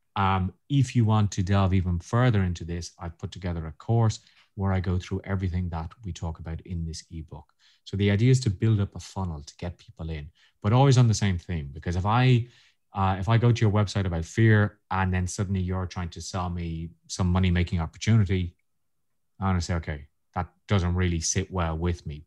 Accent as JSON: {"language": "English", "country": "Ireland", "said": "being Irish"}